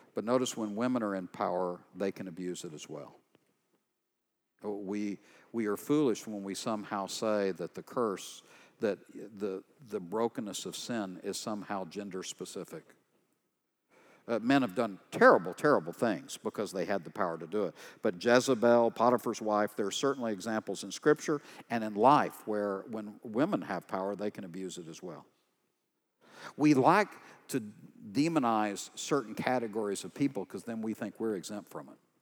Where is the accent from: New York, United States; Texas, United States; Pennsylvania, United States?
Texas, United States; East; I'm from East Texas. These are my people.